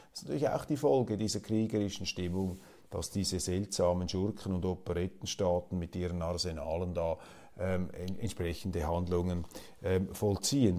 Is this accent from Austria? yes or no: no; Switzerland; als Schweizer Kleinstaatler